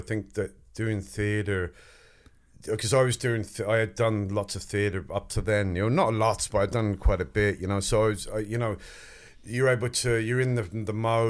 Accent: Wexford, Leinster, Ireland; accent: English; because I have an English accent, but I was brought up in Wexford, so I was telling him, you know, I'm from Wexford

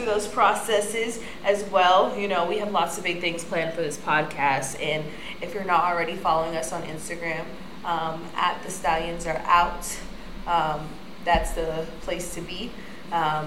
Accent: Florida, United States; moved away; I'm originally from Florida.

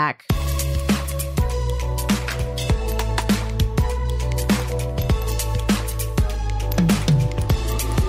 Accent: Montana, United States; moved away; I grew up in Montana

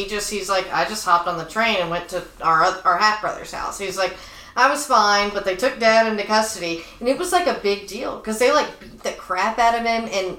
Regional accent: Dallas, Texas, United States; growing up in the Bible Belt

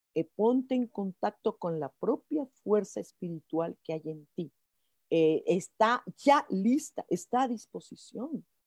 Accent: Mexico; como mexicanos.

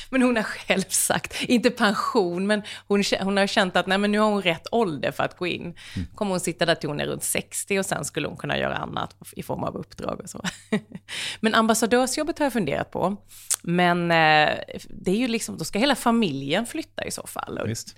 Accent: Sweden; jag är ju ändå svensk

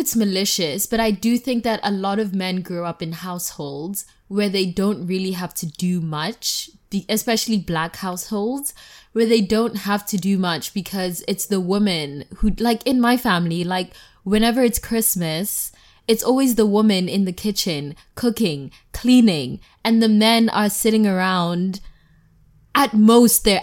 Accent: South Africa; now in United States; I am South African. And, like, I've also just grown up always having, like, a gardener or, like, help in the house

